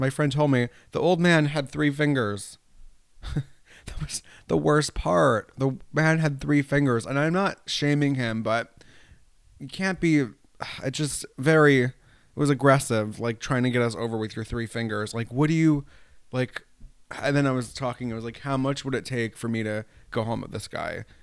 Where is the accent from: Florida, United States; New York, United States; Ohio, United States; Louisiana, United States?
New York, United States; also born or lived in Italy; now in Rye, United States; I grew up in New York State.